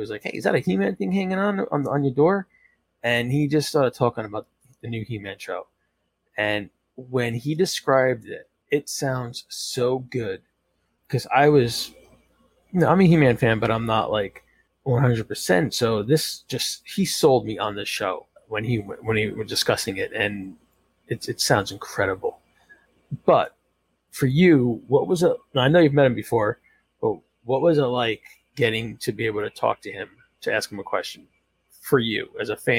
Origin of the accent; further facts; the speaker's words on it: New Jersey, United States; I'm from Jersey